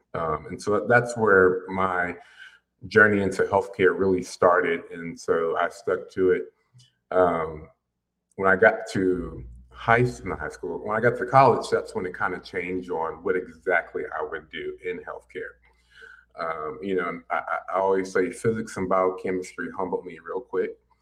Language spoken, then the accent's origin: English; Pensacola, Florida, United States; moved away as an adult; also born or lived in Virginia / Alabama / San Marcos, Texas / Orlando; now in Austin, United States; we moved to Pensacola, Florida, which is where both my parents are actually from